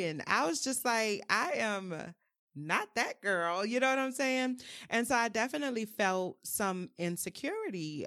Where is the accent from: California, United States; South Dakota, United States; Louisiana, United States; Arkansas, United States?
Louisiana, United States; New Orleans; I'm from New Orleans, um, born and raised.